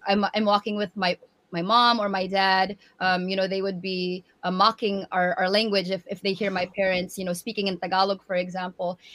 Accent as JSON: {"language": "English", "area": "San Francisco Bay Area", "region": "California", "country": "United States", "tie": "born or raised there", "also_born_or_lived": "Tacloban, Philippines", "said": "before my family moved um, from tacloban to the san francisco bay area"}